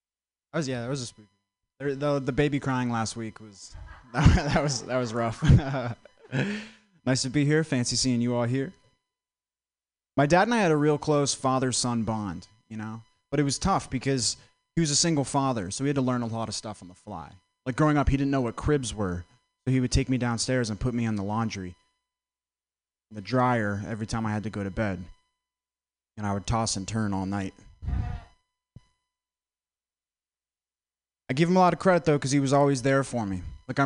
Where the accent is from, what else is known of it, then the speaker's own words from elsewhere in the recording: Vermont, United States; I'm from Vermont. I didn't know … was a rapper till like last week. It's so white there, you know? The darkest thing that comes out of Vermont is grade A maple syrup.